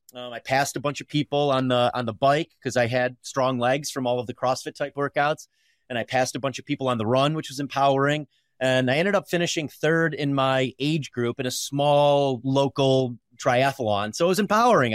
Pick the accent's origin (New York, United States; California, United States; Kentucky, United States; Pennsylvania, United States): New York, United States; Pulaski; now in Colorado, United States; I grew up in a really small town in upstate New York, Pulaski, New York